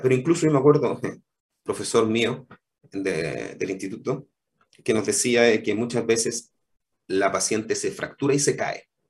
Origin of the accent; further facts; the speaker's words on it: Temuco, Araucanía, Chile; moved away as an adult; also born or lived in Combarbalá; yo soy originalmente de Temuco